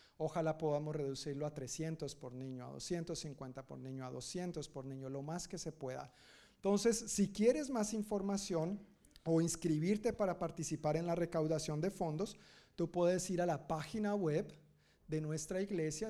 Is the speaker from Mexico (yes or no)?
no; Colombia; now in United States; Yo soy colombiano, según mi cultura y mi familia y mi crianza